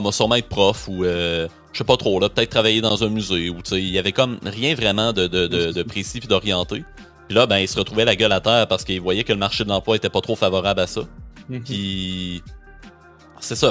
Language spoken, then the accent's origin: French; Rimouski, Quebec, Canada; je suis originaire de Rimouski, euh, c'est ma ville natale, ma famille est encore là, mes amis d'enfance aussi